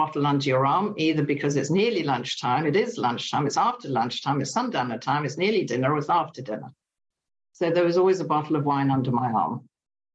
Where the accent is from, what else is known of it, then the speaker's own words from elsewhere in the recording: England, United Kingdom; also born or lived in Germany / Italy; I was born in England. We moved to Germany. We moved to Italy. We moved to England when I was about 8. I stayed until I was about 18.